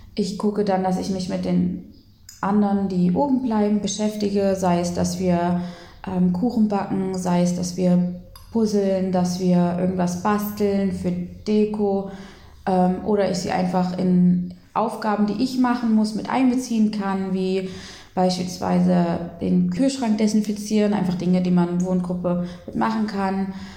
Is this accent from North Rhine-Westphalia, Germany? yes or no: no; Lutherstadt Eisleben, Saxony-Anhalt, Germany; Ich komme eigentlich aus Lutherstadt Eisleben